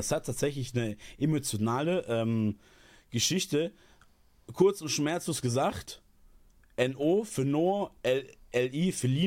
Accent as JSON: {"language": "German", "region": "eastern Germany", "country": "Germany", "said": "ich komme aus dem Osten. Ich kenne es nicht anders."}